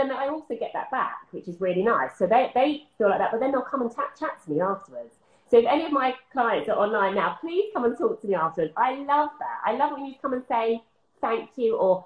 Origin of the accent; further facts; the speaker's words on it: Essex, East of England, United Kingdom; moved away; I'm from Essex